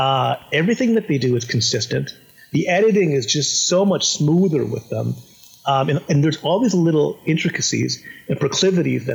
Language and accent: English; California, United States; I'm in from California